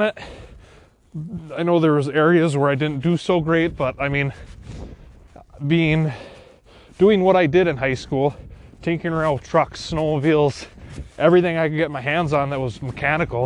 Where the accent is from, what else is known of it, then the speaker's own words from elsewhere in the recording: Wisconsin, United States; I'm from Wisconsin